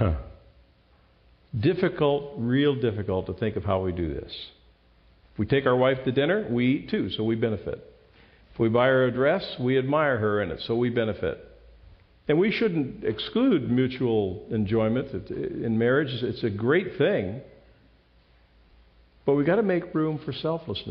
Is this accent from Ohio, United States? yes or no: yes; Ohio, United States; moved away; I'm from Ohio